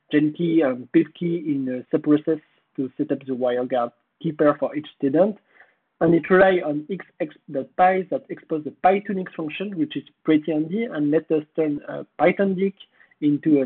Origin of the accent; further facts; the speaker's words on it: France; accent: French; English is a second language; my French accent